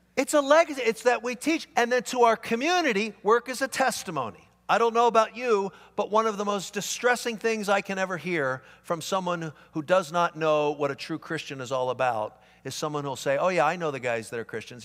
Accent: Philadelphia, Pennsylvania, United States; moved away; I grew up back east. I grew up in Philadelphia

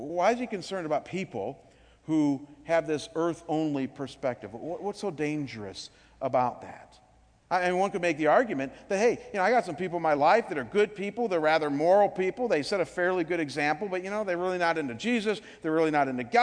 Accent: Cleveland, Ohio, United States; my hometown in Cleveland

